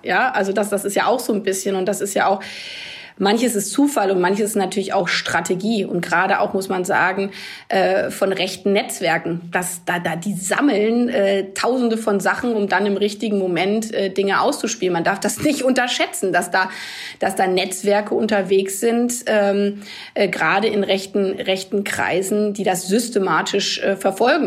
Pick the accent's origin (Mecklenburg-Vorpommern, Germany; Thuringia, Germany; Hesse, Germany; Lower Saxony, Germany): Lower Saxony, Germany; village near Hanover; In dem Dorf, wo ich aufgewachsen bin